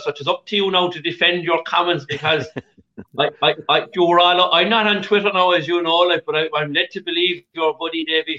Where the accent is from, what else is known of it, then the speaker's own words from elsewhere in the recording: Ireland; And being Irish racing supporters, we'll be going on to take on Constitution Hill, I was suspecting, the champion hurdle.